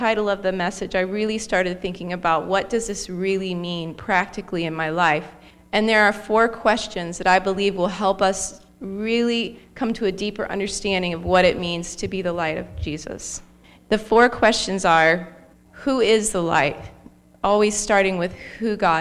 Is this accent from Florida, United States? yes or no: yes; Arcadia, Florida, United States; I was raised in Arcadia, Florida.